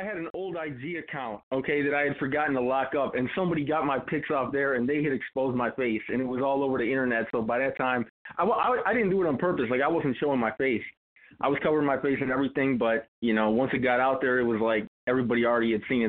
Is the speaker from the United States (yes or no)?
yes; Chicago, Illinois, United States; a lot of people on the internet, when they seen that I was from Chicago